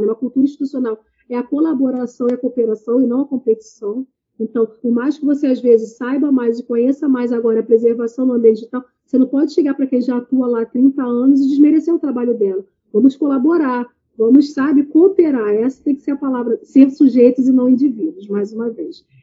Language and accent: Portuguese; Baixada Fluminense, Rio de Janeiro, Brazil; venho da Baixada Fluminense, periferia, do Rio de Janeiro